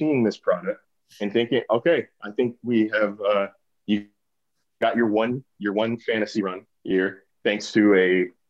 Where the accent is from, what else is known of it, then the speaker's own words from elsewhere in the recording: Sacramento, California, United States; I grew up in Sacramento.